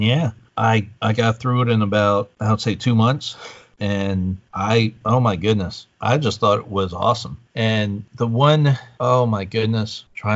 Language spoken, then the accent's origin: English; East Coast, United States; growing up on the East Coast